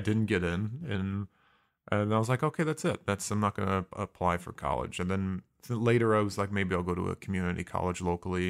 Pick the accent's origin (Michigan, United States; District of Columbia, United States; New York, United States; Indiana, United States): Indiana, United States; Mishawaka; moved away; also born or lived in Fontana, California / San Diego, California; was raised in a small town in Indiana called Mishawaka